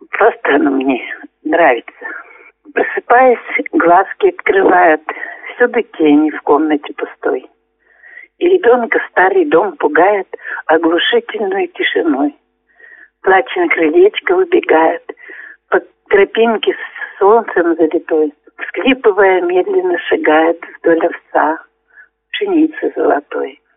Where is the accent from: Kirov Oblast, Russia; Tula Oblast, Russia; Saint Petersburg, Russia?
Kirov Oblast, Russia; Astrakhan; now in Belaya Kholunitsa, Russia; Приглашали меня еще в родную деревню. Это Унинский район нашей области, деревня Астрахань называется.